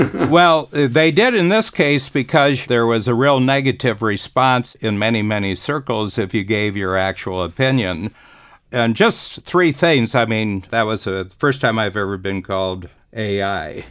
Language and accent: English; Ohio, United States; I'm from Ohio